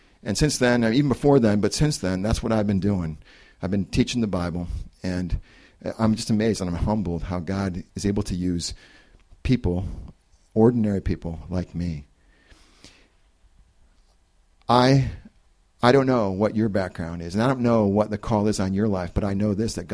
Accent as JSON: {"language": "English", "region": "Connecticut", "country": "United States", "tie": "born or raised there", "also_born_or_lived": "Ohio", "moved": "as an adult", "said": "I grew up in Connecticut"}